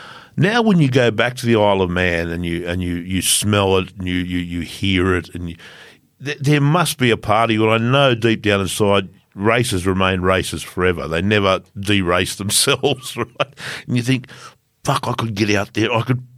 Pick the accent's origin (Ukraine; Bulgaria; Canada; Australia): Australia; We're from Australia, mate.